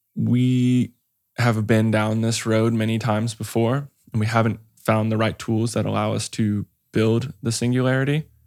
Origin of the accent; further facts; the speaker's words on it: Hawaii, United States; I grew up in Hawaii